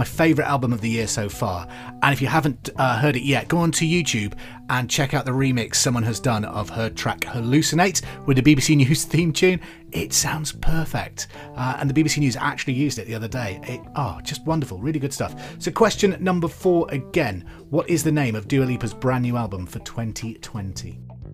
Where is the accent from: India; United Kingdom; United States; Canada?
United Kingdom; Hereford, West Midlands; because I'm from Hereford too